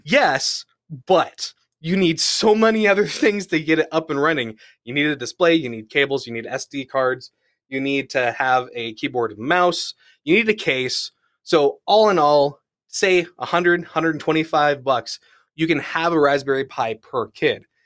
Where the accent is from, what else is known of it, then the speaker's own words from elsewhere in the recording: United States; growing up in the California, Nevada area, so, like, Palm Springs